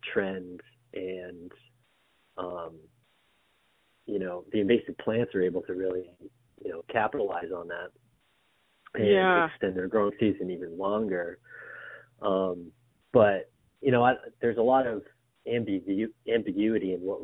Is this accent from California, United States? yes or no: no; Lowell, Massachusetts, United States; I'm originally from Lowell, so Walden Pond.